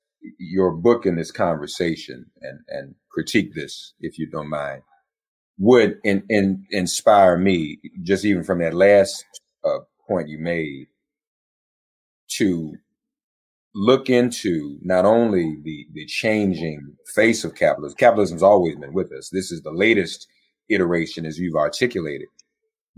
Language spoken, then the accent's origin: English; Nashville, Tennessee, United States; moved away as an adult; I grew up in Nashville. When I left Nashville in 1985